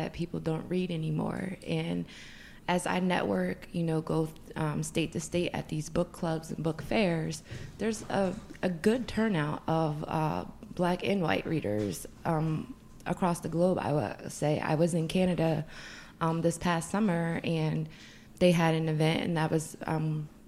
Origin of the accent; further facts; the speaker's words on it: Philadelphia, Pennsylvania, United States; Philadelphia, born and raised